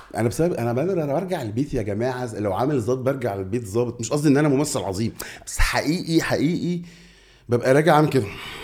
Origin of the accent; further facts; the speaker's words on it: Egypt; إحنا مصريين